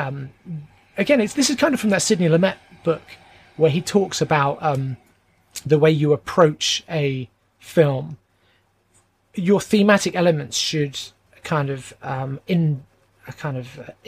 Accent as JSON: {"language": "English", "region": "England", "country": "United Kingdom", "said": "I'm English"}